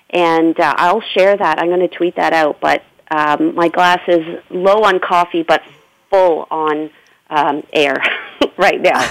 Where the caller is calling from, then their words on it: Ontario, Canada; definitely uh, in Canada.